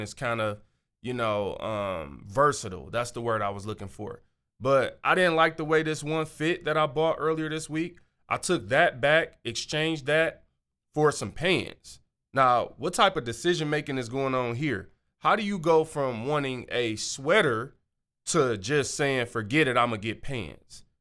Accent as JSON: {"language": "English", "region": "Michigan", "country": "United States", "said": "I'm from Michigan"}